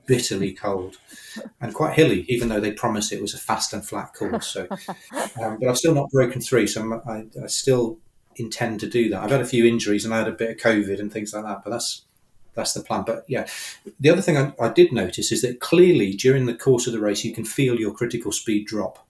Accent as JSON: {"language": "English", "country": "United Kingdom", "said": "I'm a Brit"}